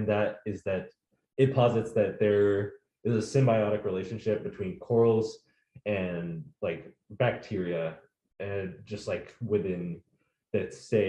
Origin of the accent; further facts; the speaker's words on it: Nigeria; also born or lived in United States; I'm also Nigerian. And so fun story, I guess, is that I was born in, so my parents are from Nigeria, mm-hmm. obviously.